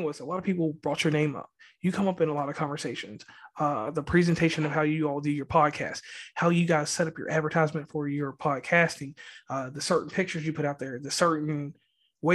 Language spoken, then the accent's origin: English; Virginia, United States; now in West Virginia, United States; I'm from Virginia